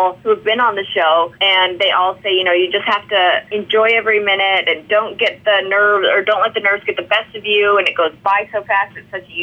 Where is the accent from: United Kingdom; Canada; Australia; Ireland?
Canada; now in Nashville, United States; I'm Canadian